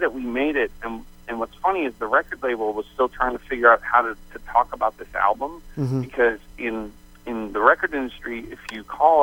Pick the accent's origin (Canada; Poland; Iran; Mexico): Canada; St. John's, Newfoundland and Labrador; moved away as an adult; also born or lived in Phoenix, Arizona; I grew up in St. John's and moved to Arizona when I was 20